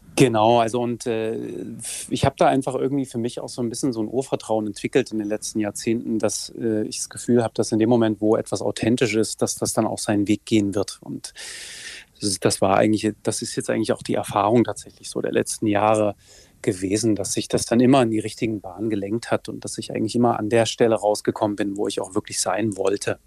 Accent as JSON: {"language": "German", "region": "Saxony", "country": "Germany", "tie": "born or raised there", "said": "in meinem Heimatland Sachsen"}